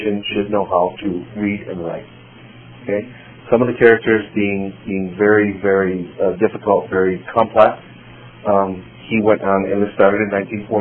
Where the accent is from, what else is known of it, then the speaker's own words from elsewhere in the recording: Chicago, Illinois, United States; I was born here in Chicago